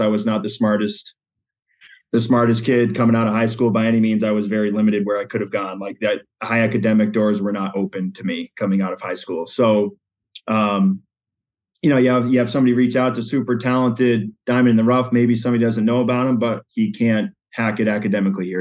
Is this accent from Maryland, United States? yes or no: no; Western Massachusetts, United States; moved away as an adult; now in Granby, United States; we were Western Mass natives up until that point. So finally became a Connecticut resident